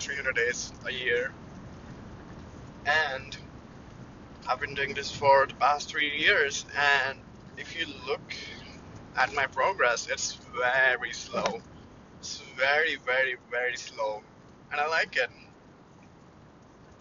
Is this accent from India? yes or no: yes; India; moved away as an adult; now in Canada; I'm Indian